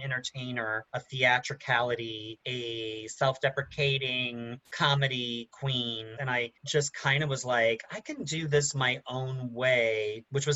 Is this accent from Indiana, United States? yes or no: yes; Highland, Indiana, United States; now in New York City, United States; I am from Indiana, a town called Highland, Indiana